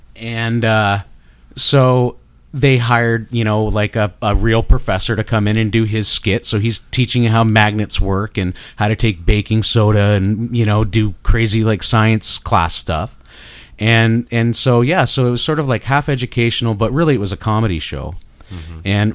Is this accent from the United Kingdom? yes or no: no; Canada; accent: Canadian; my Canadian accent